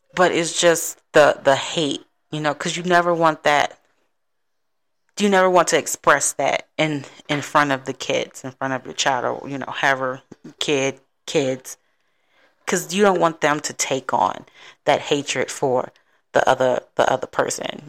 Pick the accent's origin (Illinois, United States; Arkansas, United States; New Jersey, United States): Illinois, United States; Chicago; now in Texas, United States; my hometown of Chicago